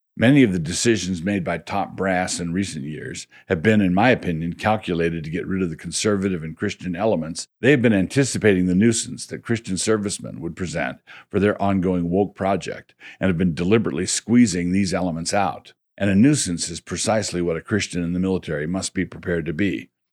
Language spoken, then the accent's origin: English; Annapolis, Maryland, United States; I grew up in Annapolis